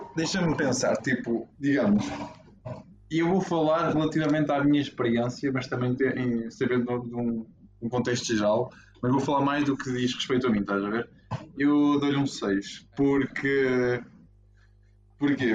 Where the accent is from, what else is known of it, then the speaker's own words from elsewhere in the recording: Portugal; somos portugueses